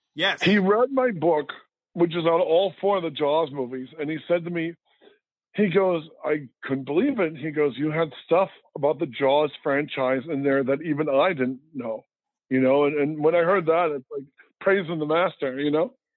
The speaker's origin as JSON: {"language": "English", "town": "Detroit", "region": "Michigan", "country": "United States", "tie": "born or raised there", "moved": "yes", "said": "I'm from Detroit"}